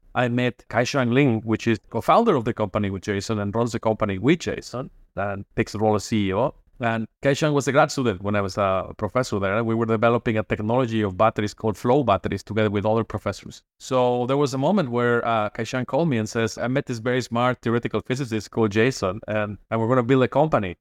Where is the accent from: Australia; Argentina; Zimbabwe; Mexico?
Mexico; moved away as an adult; also born or lived in Boston / Berkeley; now in Toronto, Canada; I hail from Mexico